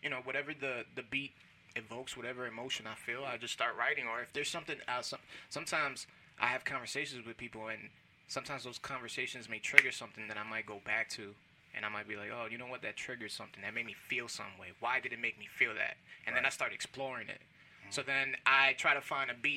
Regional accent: Chicago, Illinois, United States; I was raised in Chicago.

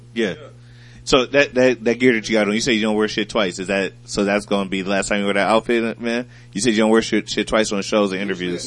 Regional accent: Toledo, Ohio, United States; I'm from Toledo, Ohio, right? We grew up near, near the Detroit Lions

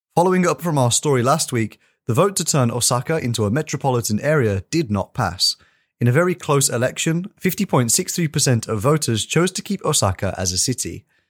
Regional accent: United Kingdom; me as a British person

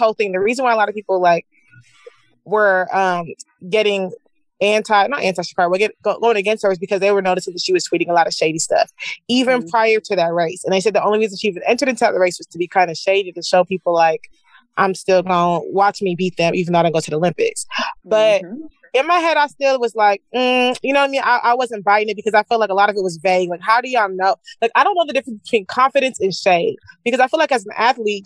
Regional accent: Nigeria; being Nigerian

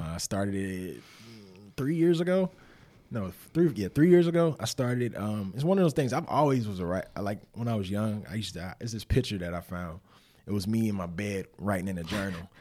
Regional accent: Winston-Salem, North Carolina, United States; I'm from Winston-Salem, North Carolina, originally.

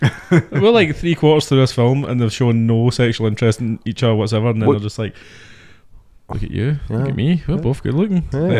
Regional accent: United Kingdom; As a British guy

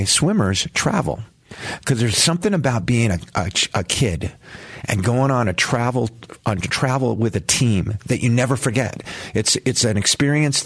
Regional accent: Los Angeles, California, United States; moved away as an adult; I grew up in the San Fernando Valley, Southern California

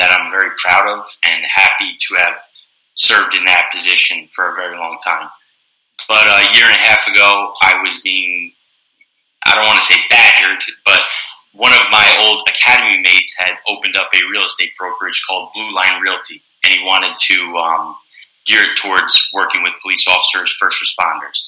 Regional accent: Wood-Ridge, New Jersey, United States; I'm born and raised in North Jersey, Bergen County

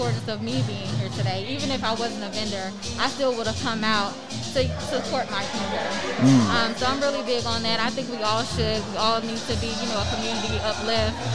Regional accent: Atlanta, Georgia, United States; I'm originally from Atlanta, Georgia, born and raised

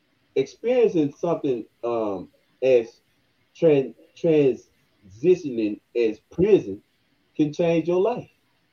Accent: Senatobia, Mississippi, United States; young man growing up in Senatobia, Coldwater area, going to the churches. I was brought up in the church.

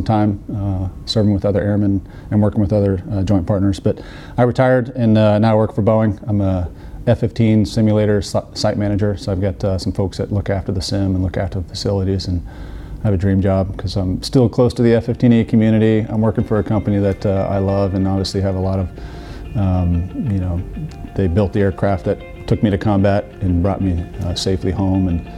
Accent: Colorado, United States; I grew up in Colorado

